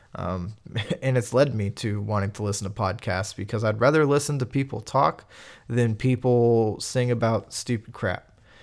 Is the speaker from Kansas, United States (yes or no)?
yes; Kansas, United States; I'm from Kansas